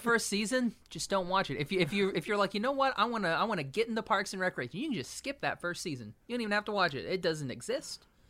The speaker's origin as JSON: {"language": "English", "region": "Oklahoma", "country": "United States", "tie": "born or raised there", "said": "my home state of Oklahoma"}